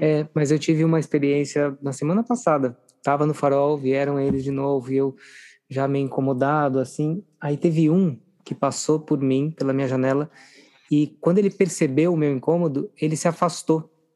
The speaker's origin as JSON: {"language": "Portuguese", "region": "Minas Gerais", "country": "Brazil", "tie": "born or raised there", "said": "eu sou de uma cidade pequena do interior de Minas Gerais"}